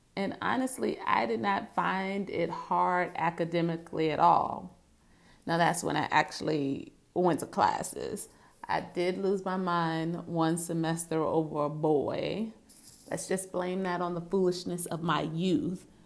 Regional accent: Virginia, United States; moved away as an adult; now in New York City, United States; I grew up in Virginia.

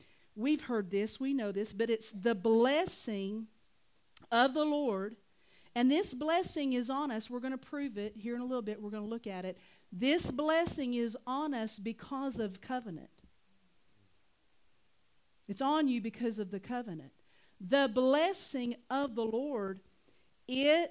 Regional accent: Oklahoma, United States; I'm from Oklahoma

